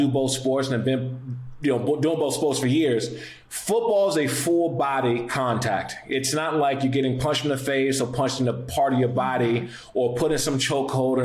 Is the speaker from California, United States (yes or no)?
no; Prince George's County, Maryland, United States; my hometown in PG County